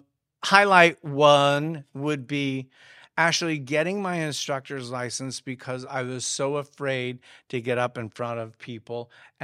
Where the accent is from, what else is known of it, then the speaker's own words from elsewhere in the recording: Midwest, United States; I'm one of six children that was born and raised in the Midwest. We lived on a 160-acre farm and did chores.